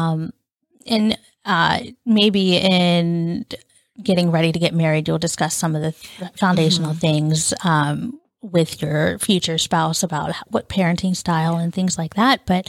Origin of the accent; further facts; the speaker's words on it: southwestern Pennsylvania, United States; also born or lived in India; I was adopted from India and adopted into a pastor's family that lived in the southwestern part of Pennsylvania, which is where we still both currently are from, the western side of Pennsylvania. And when I arrived here in the States and moved in with my family, I was 2 years old